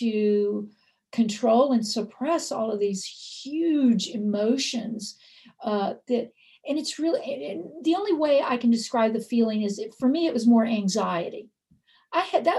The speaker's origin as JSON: {"language": "English", "region": "the South", "country": "United States", "tie": "born or raised there"}